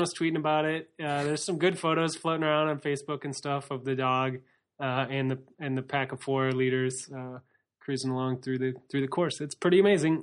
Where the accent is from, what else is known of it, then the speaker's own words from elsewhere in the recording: United States; we're American.